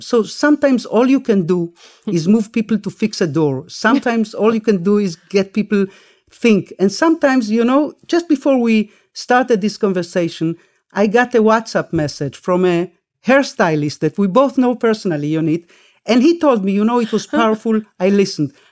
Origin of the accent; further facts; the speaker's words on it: Israel; also born or lived in Argentina; I wasn't born in this country. I we made Aliyah. We came to Israel from Argentina when I was six with my parents, my brother, and my late sister